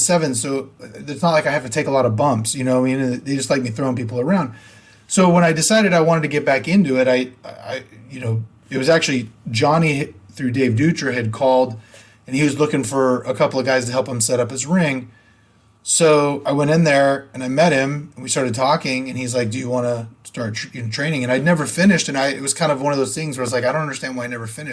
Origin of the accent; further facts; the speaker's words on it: Sacramento, California, United States; also born or lived in Modesto; I grew up in Sacramento, but I was in Modesto then.